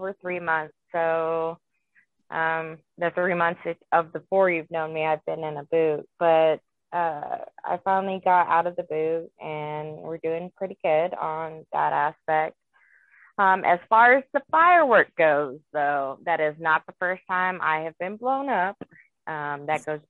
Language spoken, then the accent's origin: English; Wyoming, United States; moved away as an adult; now in Texas, United States; I was raised in Wyoming on a ranch.